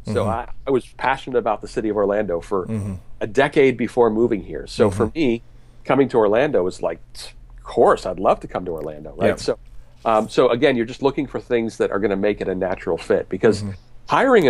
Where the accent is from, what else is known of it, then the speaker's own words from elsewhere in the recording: Canada; or as you would say, resources as a Canadian, for executive pastors.